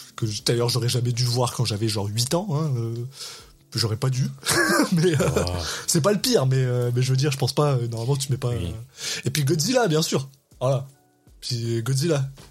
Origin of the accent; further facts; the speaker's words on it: France; now in Quebec, Canada; je suis un Français expatrié au Québec